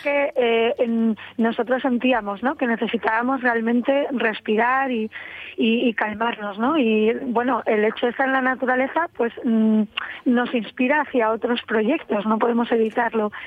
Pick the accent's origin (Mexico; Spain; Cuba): Spain; Gijón, Asturias; moved away as an adult; also born or lived in Paris, France / Cabranes, Asturias; yo soy de Gijón